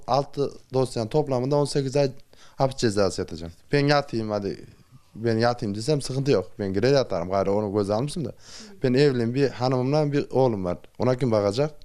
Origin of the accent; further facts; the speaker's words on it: Aksaray Province, Turkey; ben burada doğdum büyüdüm